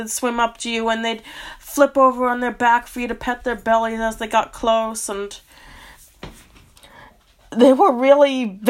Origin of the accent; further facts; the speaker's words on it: Massachusetts, United States; I'm from Massachusetts